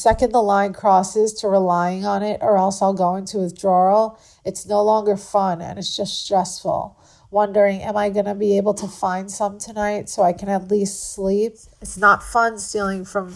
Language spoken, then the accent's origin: English; Long Island, New York, United States; moved away as an adult; now in Florida, United States; I grew up on Long Island